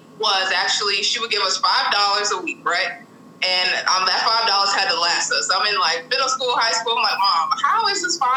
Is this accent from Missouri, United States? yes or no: no; Boston, Massachusetts, United States; So I grew up in Boston, Massachusetts, so born and raised